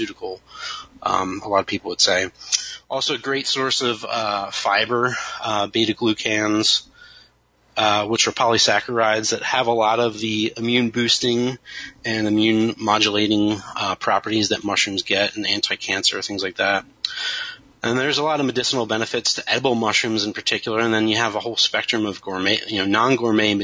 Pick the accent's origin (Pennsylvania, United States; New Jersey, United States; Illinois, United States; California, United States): Pennsylvania, United States; Kennett Square; growing up near Kennett Square